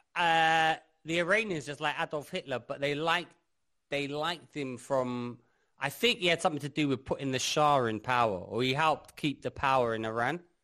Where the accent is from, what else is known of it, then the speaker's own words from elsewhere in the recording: London, United Kingdom; I grew up in London